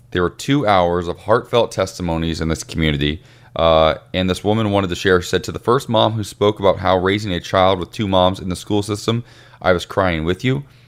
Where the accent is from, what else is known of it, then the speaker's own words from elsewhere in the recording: Ohio, United States; moved away as an adult; even in my hometown where I am now